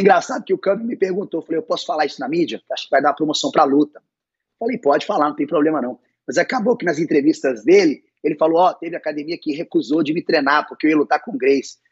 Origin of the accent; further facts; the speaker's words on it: Belo Horizonte, Minas Gerais, Brazil; now in Irvine, United States; eu sou mineiro, não, não cresci na praia